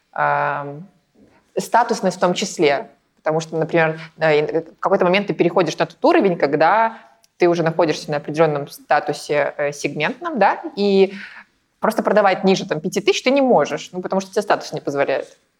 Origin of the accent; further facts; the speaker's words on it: Belarus; moved away as an adult; now in Saint Petersburg, Russia; я не из России, я а из Беларуси. И переехала в Россию эм, наверное, лет назад в Петербург